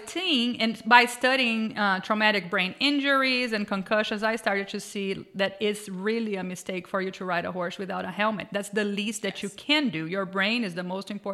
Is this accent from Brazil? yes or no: yes; Brazil; moved away; I grew up riding horses in Brazil, working cattle with, ranch horses all my life.